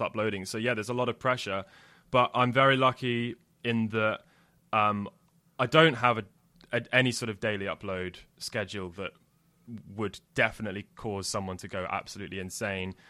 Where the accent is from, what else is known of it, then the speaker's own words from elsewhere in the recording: Jersey; I grew up in Jersey